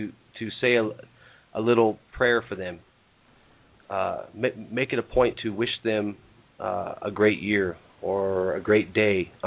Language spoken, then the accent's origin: English; Reno, Nevada, United States; we're from the United States here. I'm from Reno